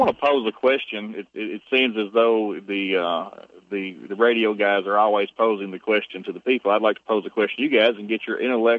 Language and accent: English; the South, United States; I'm a Southerner.